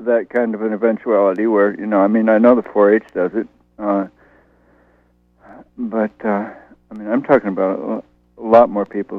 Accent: Pennsylvania Dutch country, United States; now in Brooklyn, United States; I grew up down on the edge of Pennsylvania, Dutch country

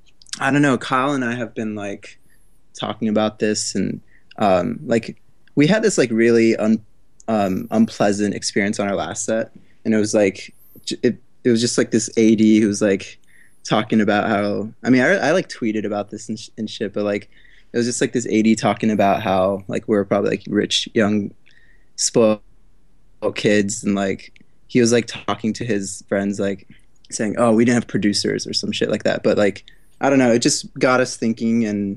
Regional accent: Tokyo, Japan; moved away as an adult; now in New York, United States; Yeah, and I'm from Tokyo originally. So like I moved here for for college, like three, four years ago.

